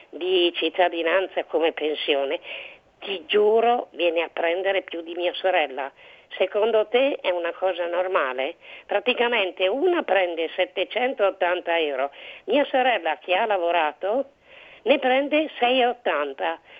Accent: Cremona, Lombardy, Italy; Io sono di Cremona, a mia sì. sorella e una sua amica.

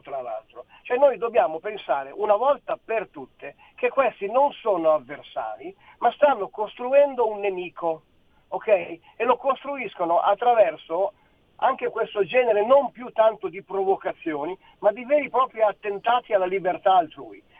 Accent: Milan, Lombardy, Italy; moved away as an adult; now in Friuli Venezia Giulia, Italy; Io sono un milanese trasferito in Friuli Venezia Giulia da tanti anni

